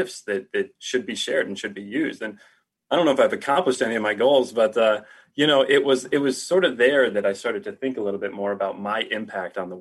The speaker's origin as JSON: {"language": "English", "town": "Toledo", "region": "Ohio", "country": "United States", "tie": "born or raised there", "moved": "yes", "said": "grew up in Ohio, Toledo, just outside of Toledo"}